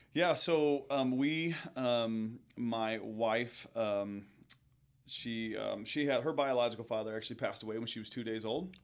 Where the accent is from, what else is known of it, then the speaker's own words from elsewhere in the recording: Pekin, Illinois, United States; I grew up in Pekin, which is right outside of Peoria